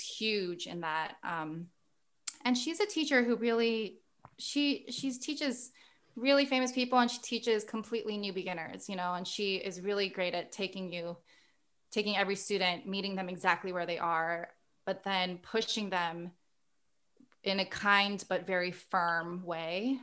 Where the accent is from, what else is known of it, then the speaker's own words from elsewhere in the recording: Guam; moved away; we were born and raised on Guam